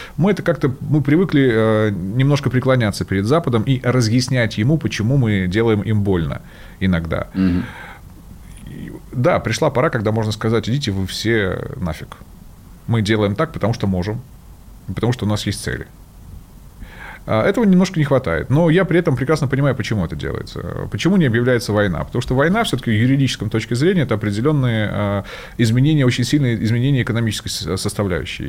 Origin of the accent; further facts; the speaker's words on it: Sevastopol, Ukraine; я же сам из Севастополя, много там людей знакомых